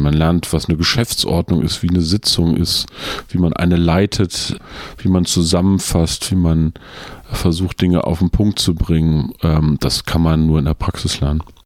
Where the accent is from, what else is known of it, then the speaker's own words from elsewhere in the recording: Peine, Lower Saxony, Germany; Ich komme aus einer kleinen Stadt in Niedersachsen, die heißt Peine zwischen Braunschweig und Hannover